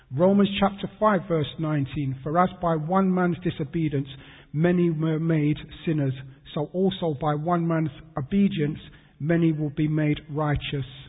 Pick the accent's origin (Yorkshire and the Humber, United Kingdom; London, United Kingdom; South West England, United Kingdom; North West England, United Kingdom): London, United Kingdom; I was born in London, born in St Thomas's Hospital, that's Westminster. I grew up in um, Peckham, SE15, South London